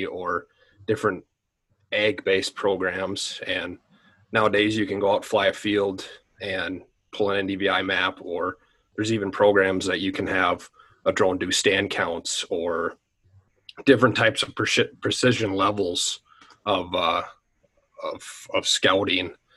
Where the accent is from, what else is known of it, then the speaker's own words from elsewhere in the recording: Medford, Minnesota, United States; also born or lived in South Dakota; I'm originally from Medford, Minnesota, which is kind of just up the road here from Owatonna. Grew up on a small farm.